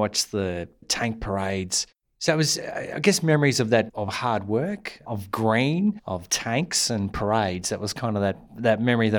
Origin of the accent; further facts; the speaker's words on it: Puckapunyal, Victoria, Australia; Probably the best memory of that would be growing up in Pakapanyal.